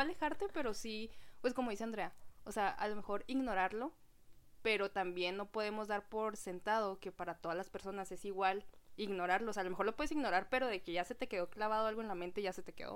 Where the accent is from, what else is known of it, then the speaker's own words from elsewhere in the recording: Mexico; la cultura que tenemos como mexicanos